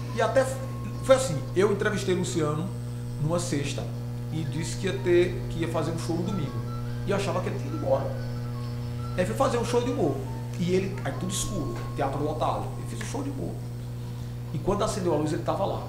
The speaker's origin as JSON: {"language": "Portuguese", "town": "Crato", "region": "Ceará", "country": "Brazil", "tie": "born or raised there", "said": "eu nasci no Crato"}